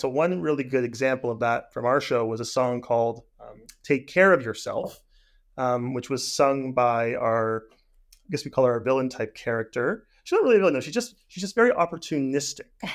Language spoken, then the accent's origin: English; Hamilton, Ontario, Canada; I'm from Hamilton, so theater Aquarius was my, you know, regional theater